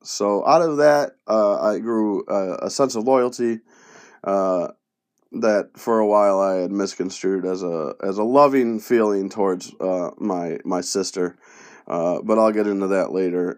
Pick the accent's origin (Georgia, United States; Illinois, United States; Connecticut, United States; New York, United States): New York, United States; Penfield; first language Spanish; English is a second language; also born or lived in Brooklyn, New York / Bronx, New York; I moved from the Bronx up to Roches, or Penfield, New York